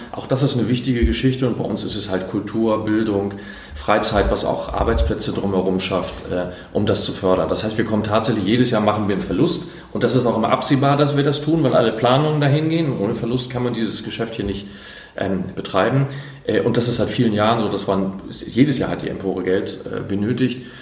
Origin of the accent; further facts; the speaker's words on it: Schleswig-Holstein, Germany; ich bin in Schleswig-Holstein aufgewachsen, da wäre ich wahrscheinlich nie zum, ins Theater bei mir vor Ort gegangen